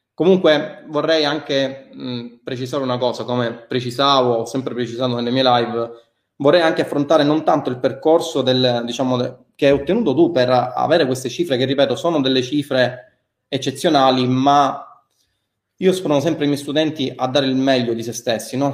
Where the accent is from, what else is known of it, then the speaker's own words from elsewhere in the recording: Milan, Lombardy, Italy; accent: Milanese; il mio accento che si sente essere di Milano